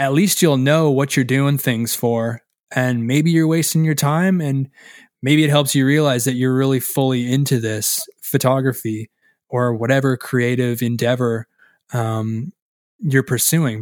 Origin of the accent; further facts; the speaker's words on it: Canada; as Canadian as I must be